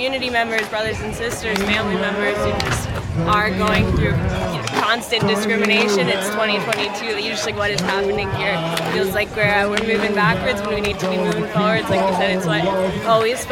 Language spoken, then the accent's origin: English; Little Rock, Arkansas, United States; now in Memphis, United States; I'm from Little Rock, but I live here in Memphis.